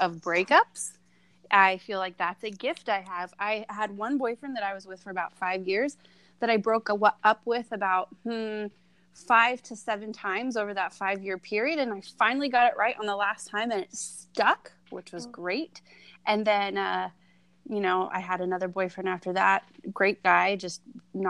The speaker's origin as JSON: {"language": "English", "region": "Southern California", "country": "United States", "said": "I am from Southern California"}